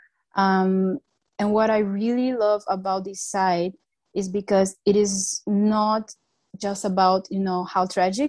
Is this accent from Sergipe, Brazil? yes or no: no; Rio de Janeiro, Brazil; moved away; also born or lived in Germany; I come from Rio